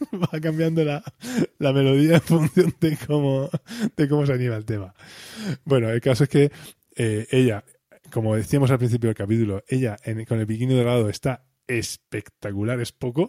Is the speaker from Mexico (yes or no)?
no; Spain; somos españoles, la cultura más mediterránea